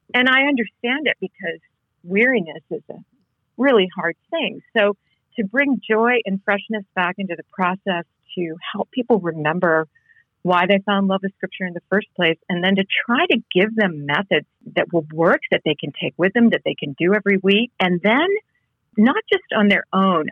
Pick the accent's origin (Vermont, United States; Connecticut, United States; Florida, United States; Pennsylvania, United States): Connecticut, United States; moved away; I grew up in New England, in, in Connecticut